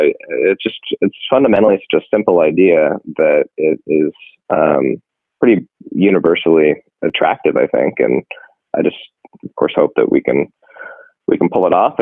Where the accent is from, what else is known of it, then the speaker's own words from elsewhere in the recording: San Francisco, California, United States; this is my hometown. This is my community